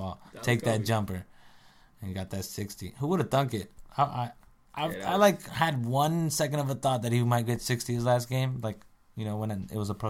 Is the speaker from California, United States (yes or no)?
yes; South Whittier, California, United States; also born or lived in India; I was raised in South Whittier, California